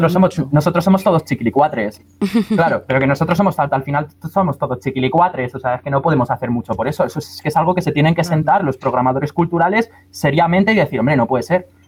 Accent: Madrid, Community of Madrid, Spain; moved away as an adult; now in Valencia, Spain; yo soy madrileño, yo soy madrileño y me he criado toda mi vida en Madrid. Hasta los 18 estuve viviendo en Madrid

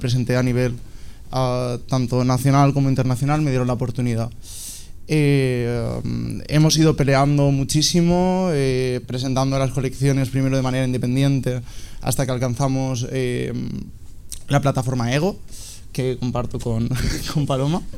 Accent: Alicante, Valencian Community, Spain; moved away; also born or lived in Barcelona; soy alicantino, tengo 27 años, eh, vine a Barcelona a estudiar moda

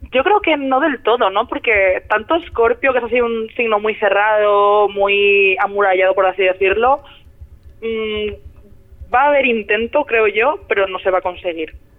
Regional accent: Elche, Valencian Community, Spain; como yo no soy de Madrid, como yo soy de Elche, que está así entre Alicante y Murcia

